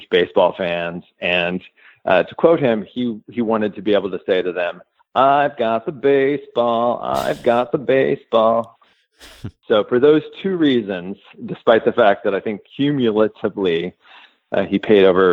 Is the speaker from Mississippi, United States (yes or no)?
no; Edwardsville, Illinois, United States; I grew up just outside St. Louis, a small town, Edwardsville, Illinois